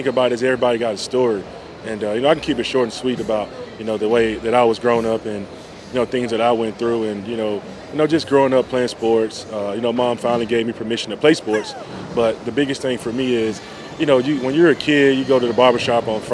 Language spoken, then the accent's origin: English; Yazoo City, Mississippi, United States; moved away; also born or lived in Philadelphia; I'm from Yazoo City